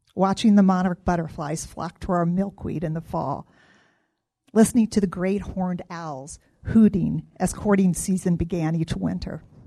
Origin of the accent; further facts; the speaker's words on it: Midwest, United States; moved away as an adult; now in Arizona, United States; I grew up in the Midwest, and after graduating college, moved to Arizona for a job